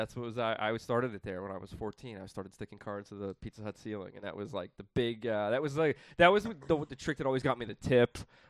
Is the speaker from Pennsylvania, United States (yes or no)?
yes; Pittsburgh, Pennsylvania, United States; I always wanted to come back to Pittsburgh. So I really loved growing up in Pittsburgh.